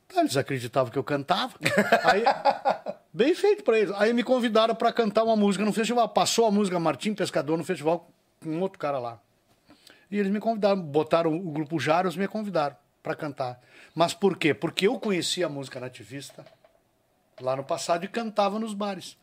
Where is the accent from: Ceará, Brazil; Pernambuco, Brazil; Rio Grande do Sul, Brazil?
Rio Grande do Sul, Brazil; Alegrete; eu sou do Alegrete